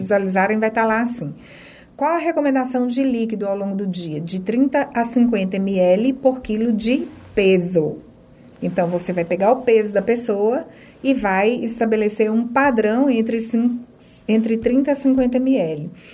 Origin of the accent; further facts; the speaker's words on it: Minas Gerais, Brazil; moved away as an adult; now in Feira de Santana, Brazil; Sou de Minas, né? É, sou mineira, na realidade hoje eu sou baianeira